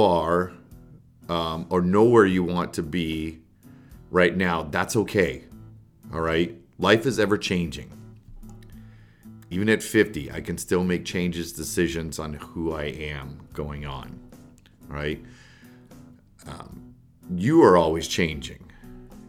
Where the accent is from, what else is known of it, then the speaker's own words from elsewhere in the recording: Canada; moved away; also born or lived in United States; I am Canadian and I'm an American citizen as well. So, but at the time I was in Canada